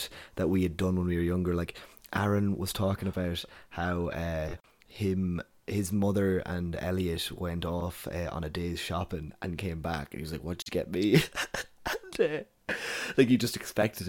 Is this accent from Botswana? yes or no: no; Cavan, Ulster, Ireland; I'm from Cavan